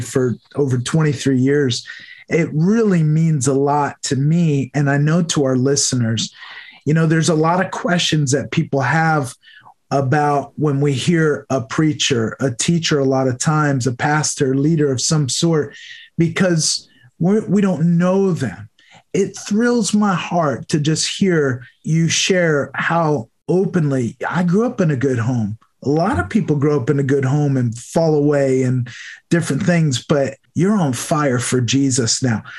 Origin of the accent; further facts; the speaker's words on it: New York, United States; moved away as an adult; also born or lived in Delaware; I moved from New York, where I grew up, to Delaware